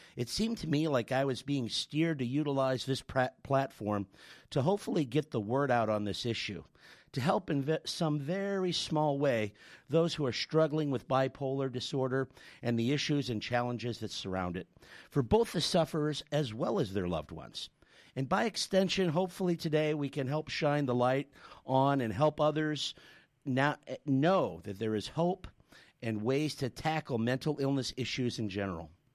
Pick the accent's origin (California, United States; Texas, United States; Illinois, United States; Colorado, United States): Illinois, United States; Chicago; now in South Australia, Australia; I'm from Chicago, so it gets to minus 40 Celsius where I'm from